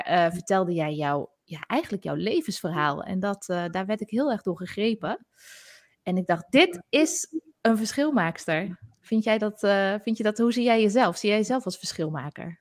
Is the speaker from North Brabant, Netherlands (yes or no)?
no; Zaltbommel, Gelderland, Netherlands; accent: soft G; first language Gronings; Want vroeger ben ik in Zaltbommel opgegroeid en leerde ik als eerste Gronings van mijn ouders